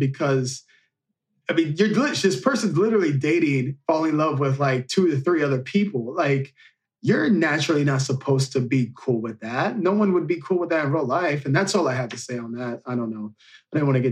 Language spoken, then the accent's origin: English; Marion, Illinois, United States; In my hometown area, I'm from Marion, Illinois, and next door is Carbondale, Illinois.